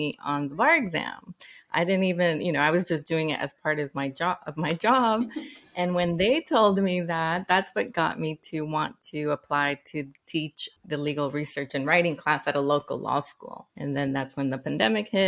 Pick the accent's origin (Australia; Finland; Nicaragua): Nicaragua; also born or lived in Washington, D.C.; now in United States; I am from Nicaragua, so I went through the immigration process myself